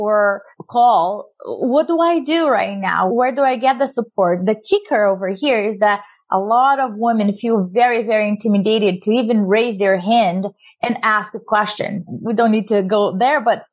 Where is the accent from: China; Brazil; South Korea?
Brazil; moved away; I'm an immigrant from Brazil